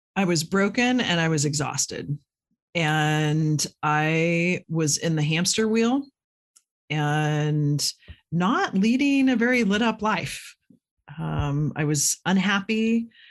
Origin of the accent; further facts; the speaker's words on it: Midwest, United States; I grew up in the Midwest